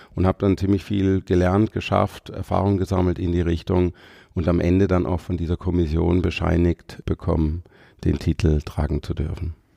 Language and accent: German; Freiburg, Baden-Württemberg, Germany; Ich komme aus Haslach-Weingarten hier aus Freiburg